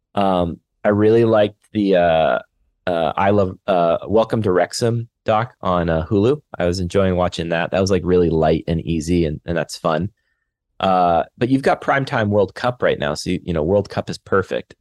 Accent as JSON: {"language": "English", "country": "Canada", "moved": "yes", "lives_now": "Los Angeles, United States", "said": "I'm just a Canadian guy living"}